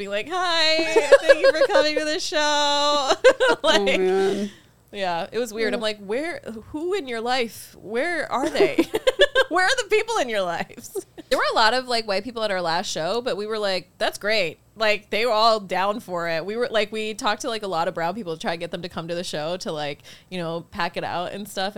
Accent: Utah, United States; moved away; also born or lived in Lubbock, Texas; growing up in Utah

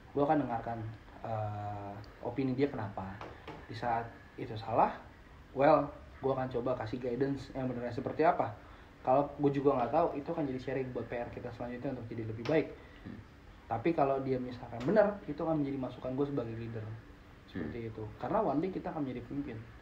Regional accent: Indonesia; no I'm Indonesian

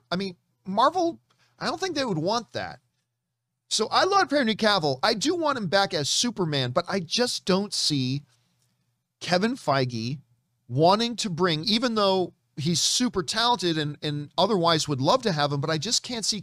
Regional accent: United Kingdom; There's something fun about that, and I do love being British.

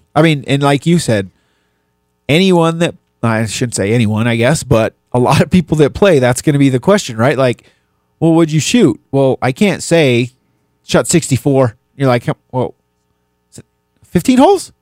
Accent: New Mexico, United States; moved away as an adult; also born or lived in Dallas; growing up in New Mexico was a little different

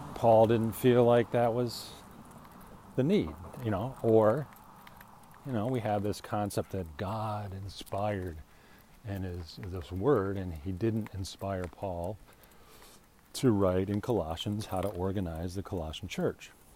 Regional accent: Illinois, United States; also born or lived in Minnesota; now in Arizona, United States; I'm an Illinois Yankee

